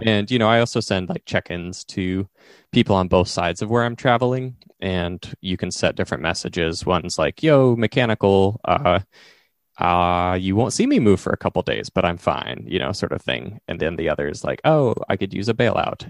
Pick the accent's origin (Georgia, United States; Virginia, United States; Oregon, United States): Oregon, United States; Eastern; growing up in Eastern Oregon